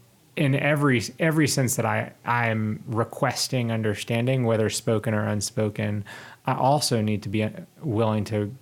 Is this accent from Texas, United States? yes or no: yes; Houston, Texas, United States; No, I'm originally from Houston.